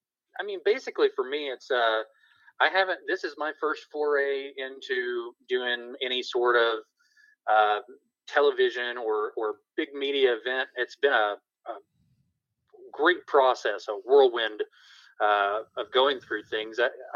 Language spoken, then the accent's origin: English; Tupelo, Mississippi, United States; born there; also born or lived in Tennessee / North Carolina / South Carolina; Well, I was born in Tupelo, Mississippi, birthplace of Elvis.